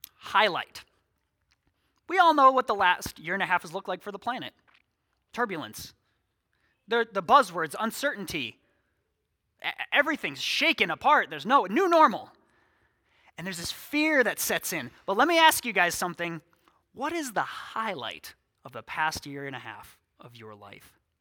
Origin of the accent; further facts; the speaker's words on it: six miles from Sioux Falls, South Dakota, United States; now in Sioux Falls, United States; God saw fit to plant me here six miles from my hometown.